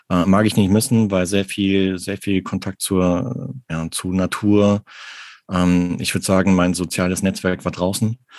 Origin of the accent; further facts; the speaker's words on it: Arnsberg, North Rhine-Westphalia, Germany; Also ich bin im Sauerland groß geworden und zwar in Arnsberg.